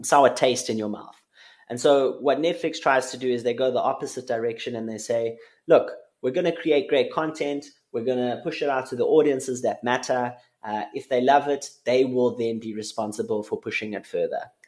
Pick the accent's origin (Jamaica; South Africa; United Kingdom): South Africa; as a South African